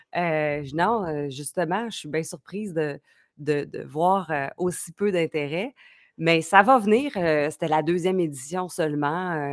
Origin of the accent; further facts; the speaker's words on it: Quebec, Canada; au Québec, on a une culture, beaucoup de PME